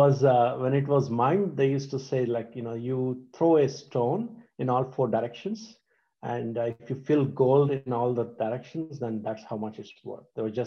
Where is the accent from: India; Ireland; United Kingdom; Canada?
India; Hyderabad, Telangana; now in United States; I grew up in a city called Hyderabad in India. It's a IT hub in India. And I grew up there and I came to the United States about 25 years ago.